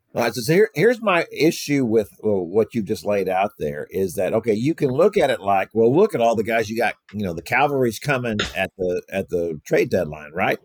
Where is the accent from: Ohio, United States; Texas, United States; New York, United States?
Texas, United States; Houston; I grew up in Houston listening to Gene Elston